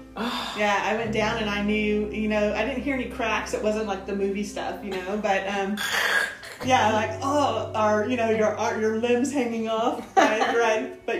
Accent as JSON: {"language": "English", "town": "Austin", "region": "Texas", "country": "United States", "tie": "born or raised there", "also_born_or_lived": "Gary, Indiana", "said": "I grew up on the east side. On the east side? Yeah, I grew up in Riverside"}